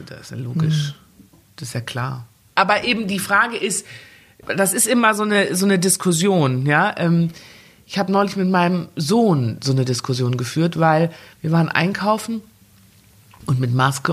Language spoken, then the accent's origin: German; Germany; ich gehöre ja? nach Deutschland. Ja. Klar, das ist meine Heimat